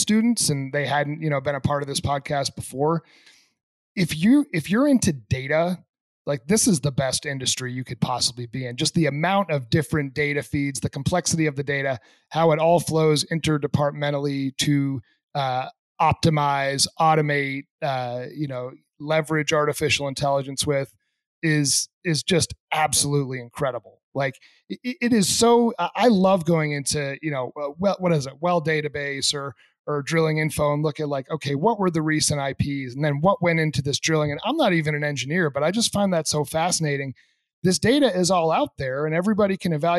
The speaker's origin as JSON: {"language": "English", "region": "New England", "country": "United States", "tie": "born or raised there", "moved": "yes", "said": "I grew up in the Northeast in New England"}